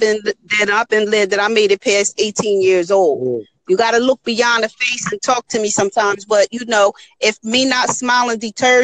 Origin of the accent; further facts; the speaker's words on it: Camden, New Jersey, United States; also born or lived in Philadelphia; now in South Jersey, United States; I grew up in Camden, New Jersey